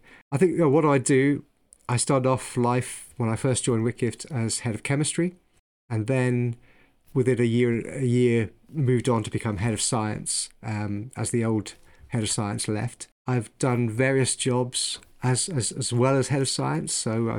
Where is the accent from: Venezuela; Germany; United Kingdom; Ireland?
Ireland; born there; moved away; I ended up in the UK, in England, for the first time because I was born in Ireland, but actually moved around the world with my family following oil around the world.